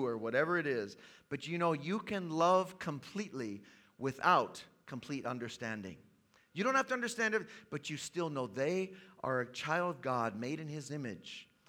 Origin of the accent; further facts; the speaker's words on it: Tanzania; born there; I was born in East Africa, in the country of Tanzania. My parents were missionaries there.